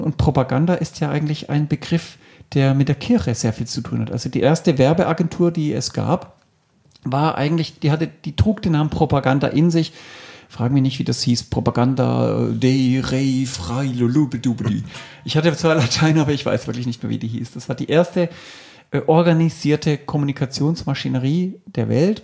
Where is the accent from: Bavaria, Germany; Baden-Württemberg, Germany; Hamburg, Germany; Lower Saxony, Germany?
Baden-Württemberg, Germany; Stuttgart; ich bin aufgewachsen tatsächlich in Stuttgart, so gesehen stimmt es mit dem Schwaben schon mal